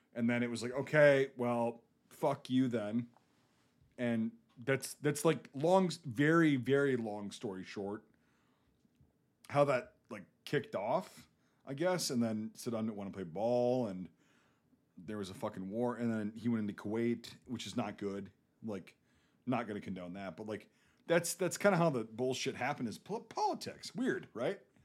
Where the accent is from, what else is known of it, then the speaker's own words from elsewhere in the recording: Northern Midwest, United States; accent: Northern Midwest American; my accent, like a Midwest, North, like Northern Midwest American